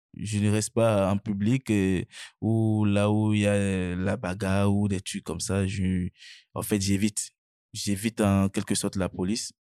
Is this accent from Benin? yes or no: yes; Benin; moved away as an adult; now in France